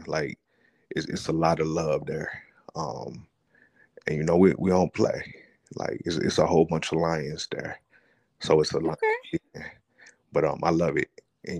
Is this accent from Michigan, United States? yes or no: yes; Flint, Michigan, United States; I'm 38, and I'm from Flint, Michigan. Born and raised Flint, Michigan.